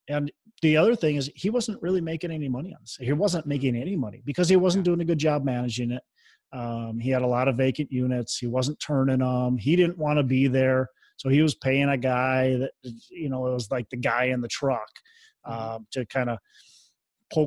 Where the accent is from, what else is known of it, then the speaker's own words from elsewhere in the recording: Minnesota, United States; I'm from Minnesota.